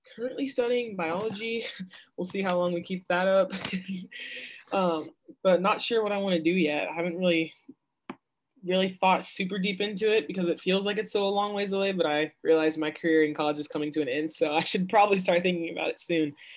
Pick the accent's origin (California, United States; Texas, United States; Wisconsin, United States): Texas, United States; Dallas; I'm from Dallas